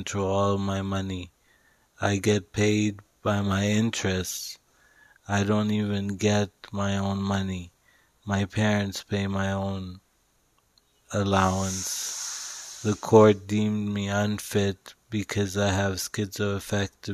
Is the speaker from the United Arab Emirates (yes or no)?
yes; Dubai, United Arab Emirates; moved away as an adult; also born or lived in Vancouver, Canada; I grew up in Dubai, but I went to university in Vancouver